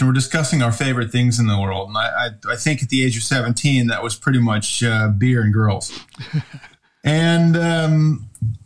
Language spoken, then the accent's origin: English; Rochester, New York, United States; moved away as an adult; also born or lived in Ohio; now in Flåm, Norway; born and raised in upstate New York, Rochester.